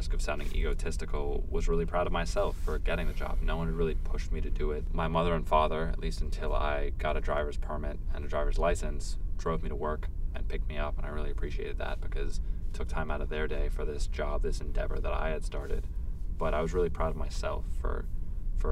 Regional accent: United States; I'm an American, I'll always be an American

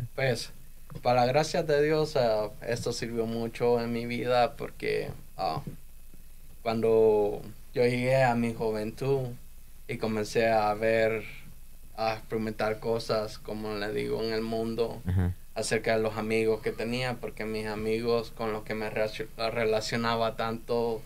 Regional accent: El Salvador; moved away as an adult; now in United States; yo me quedé en El Salvador

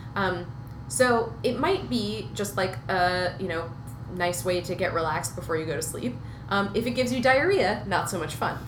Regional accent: Minnesota, United States; I grew up in Minnesota

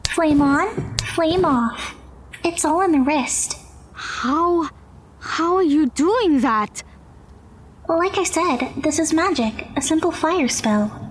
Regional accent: Vancouver, British Columbia, Canada; I'm from Vancouver.

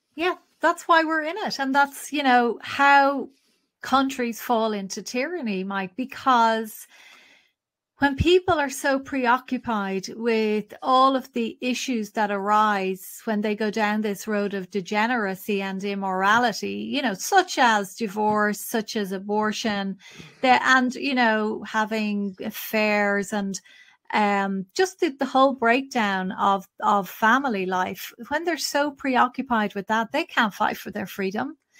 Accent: Ireland; our population is probably the smallest in Europe

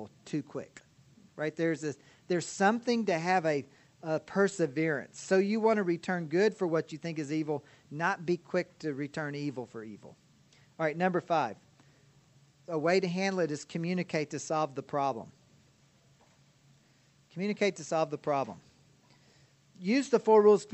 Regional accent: Kentucky, United States; now in Ozark, United States; I was from Kentucky

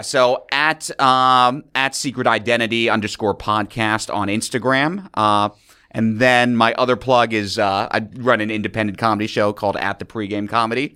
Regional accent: New York City, New York, United States; also born or lived in Chicago; I'm a native New Yorker

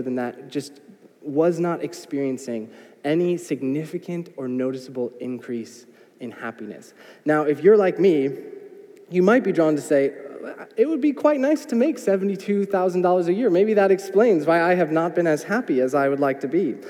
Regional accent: United States; I am an American

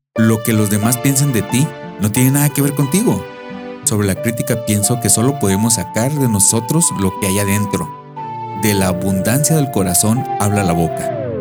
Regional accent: Mexico; now in United States; soy un mexicano viviendo en Estados Unidos

